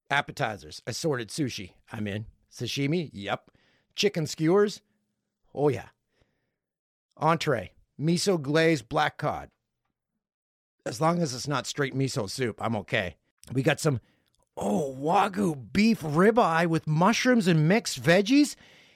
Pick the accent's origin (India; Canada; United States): Canada; Peterborough, Ontario; Way down on the list is my hometown of Peterborough.